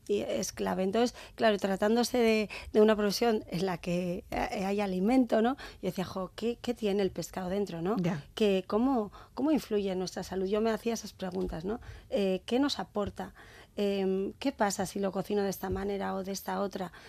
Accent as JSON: {"language": "Spanish", "town": "San Sebastián", "region": "Basque Country", "country": "Spain", "tie": "born or raised there", "said": "las calles de la parte vieja, que es donde yo nací y crecí"}